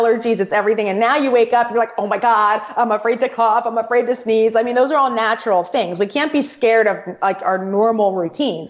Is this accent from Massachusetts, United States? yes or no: no; Atlantic City, New Jersey, United States; I'm from Atlantic City. I know, right? Well, I was born in Atlantic City.